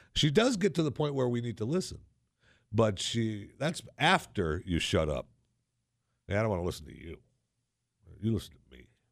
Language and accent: English; Saginaw, Michigan, United States; moved away; in Saginaw, Michigan, which, uh, when I was there, when I grew up, one hundred and fifty years ago, in Saginaw, Michigan